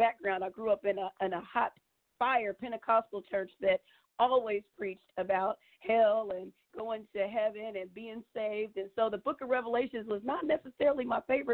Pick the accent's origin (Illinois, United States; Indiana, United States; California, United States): Indiana, United States; Indianapolis; also born or lived in Muncie, Indiana; I grew up here in Indiana, actually in Indianapolis, Indiana, and I moved to Muncie during my college years